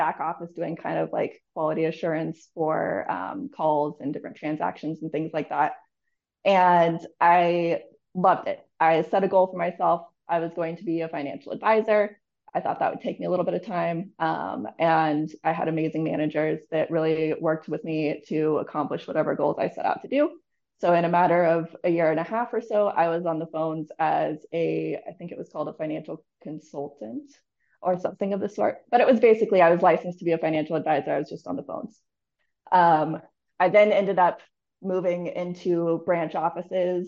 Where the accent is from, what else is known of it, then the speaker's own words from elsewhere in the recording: Northern California, United States; moved away as an adult; also born or lived in Denver, Colorado / Jacksonville, Florida; I grew up in between Denver, Colorado and Northern California. My parents made me move to California when I was like 10